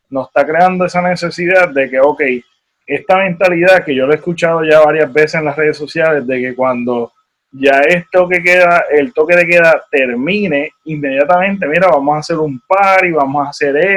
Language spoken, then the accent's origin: Spanish; Puerto Rico